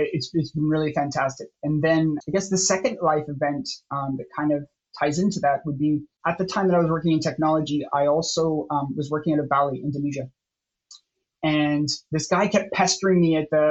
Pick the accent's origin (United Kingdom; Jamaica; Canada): Canada; I'm originally Canadian from a small town, very, very small town